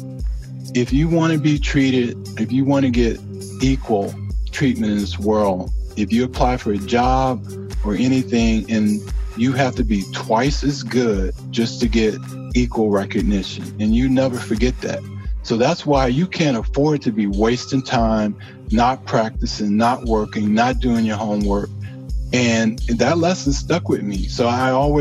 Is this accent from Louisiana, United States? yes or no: yes; Louisiana, United States; I grew up in the South in Louisiana